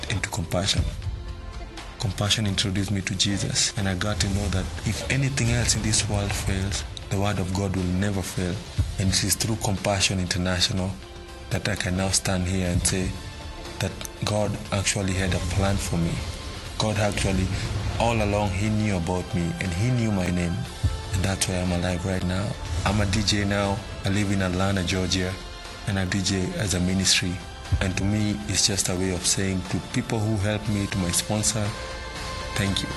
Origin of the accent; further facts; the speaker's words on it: Nairobi, Kenya; I was born in Mathare, Nairobi, Kenya. Growing up as a kid in Mathare was not easy.